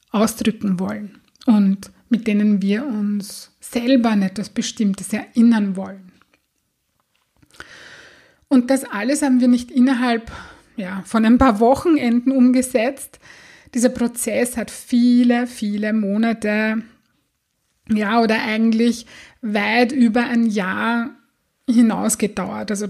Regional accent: Austria; habe ich einen Rappel bekommen, so sagt man das bei uns in Österreich

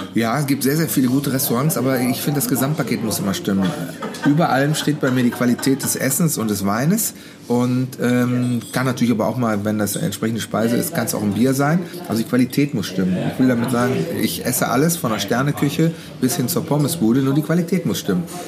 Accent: Mönchengladbach, North Rhine-Westphalia, Germany; Geboren, aufgewachsen bin ich ja auch hier, alles. Und lebe immer noch hier

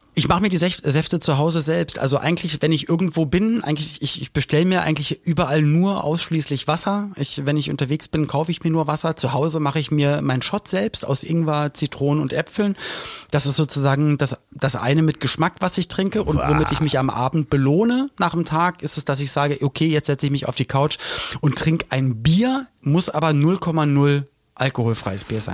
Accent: Germany

